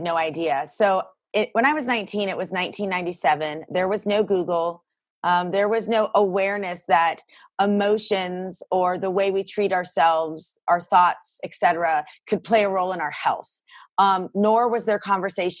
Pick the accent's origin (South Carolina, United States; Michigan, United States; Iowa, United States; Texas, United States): South Carolina, United States; Greenville; also born or lived in Boston, Massachusetts; I was born in Boston and my family moved to Greenville, South Carolina when I was a kid